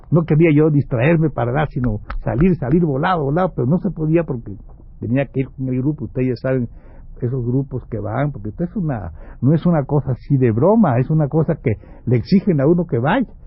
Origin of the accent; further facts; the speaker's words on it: Mexico; entonces éramos un compañero cubano, un compañero eh, este, ecuatoriano, un chicano y yo, que creo que soy mexicano.